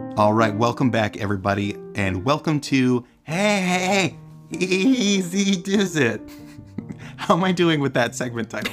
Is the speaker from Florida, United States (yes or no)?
no; Rhode Island, United States; I'm from Rhode Island